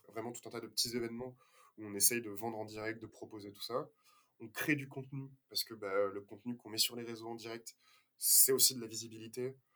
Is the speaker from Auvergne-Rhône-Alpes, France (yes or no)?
no; Toulouse, Occitania, France; on est toulousain